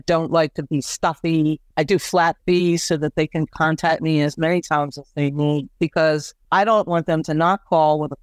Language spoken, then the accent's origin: English; Washington, District of Columbia, United States; now in Chester County, Pennsylvania, United States; A good friend of mine from high school, we grew up in the Washington, D.C. area